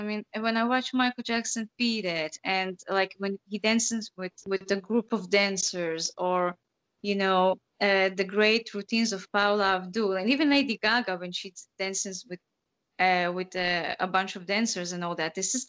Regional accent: Uzbekistan; born there; I was born in Uzbekistan, and I'm coming from an educated and conservative family.

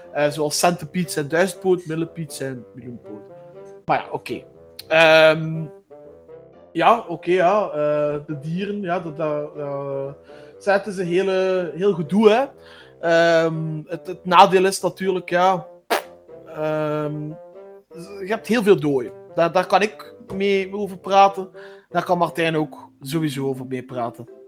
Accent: Flanders, Belgium; ik woon in België. Dat is ook wel denk ik een belangrijke opmerking. Ehm, omdat, ja. jullie zullen wel horen dat eh, wij totaal eh, verschillend praten. Eh, want ik ben een Vlaming

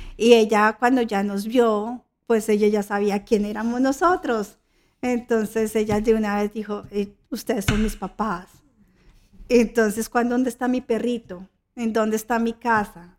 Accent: Colombia; now in Australia; Yo soy colombiana.

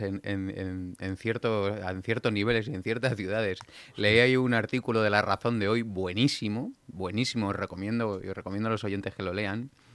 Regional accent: Getafe, Community of Madrid, Spain; Getafe importante. En mi pueblo

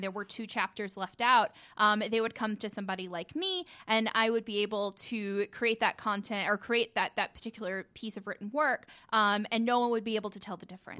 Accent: Cartersville, Georgia, United States; also born or lived in Bartow County, Georgia / Gwinnett County, Georgia; I'm originally from Cartersville

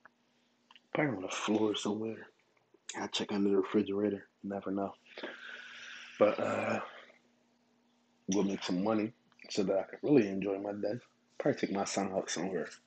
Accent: Philadelphia, Pennsylvania, United States; I grew up there

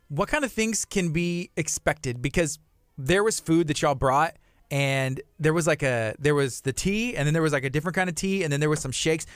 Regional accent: Lake Jackson, Texas, United States; I grew up, well, I was born in Lake Jackson

